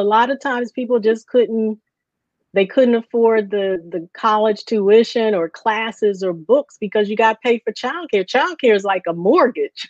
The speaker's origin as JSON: {"language": "English", "town": "Baltimore", "region": "Maryland", "country": "United States", "tie": "born or raised there", "moved": "as an adult", "lives_now": "Philadelphia, United States", "said": "I grew up uh, in Baltimore, um, born and raised in Baltimore, and then I went off to college, and I moved to Philly"}